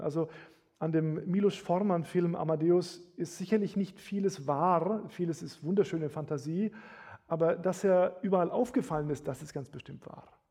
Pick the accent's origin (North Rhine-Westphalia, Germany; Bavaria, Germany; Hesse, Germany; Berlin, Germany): Bavaria, Germany; Bamberg; Bamberg, wo ich herkomme, hatte 80.000 Einwohner